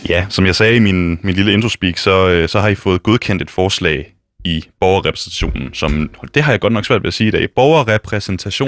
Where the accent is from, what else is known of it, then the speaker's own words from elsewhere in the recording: West Jutland, Central Denmark Region, Denmark; now in Copenhagen, Denmark; Jeg kommer fra Vestjylland, og ved siden af den folkeskole, jeg gik på, der ligger der en lille skov